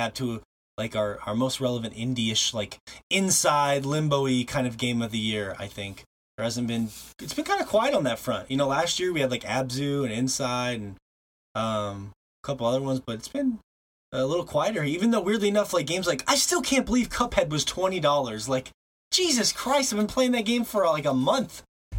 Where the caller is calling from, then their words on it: Montana, United States; And, of course, I'm broadcasting from Montana.